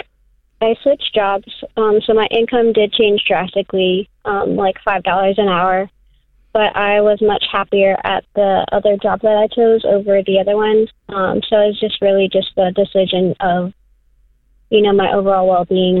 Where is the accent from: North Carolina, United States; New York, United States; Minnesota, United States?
North Carolina, United States; also born or lived in Florida; So I moved back home with my family here in North Carolina, and I moved from Florida.